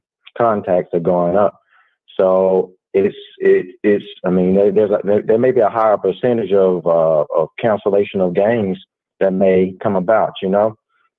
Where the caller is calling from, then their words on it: Alabama, United States; from Alabama, man.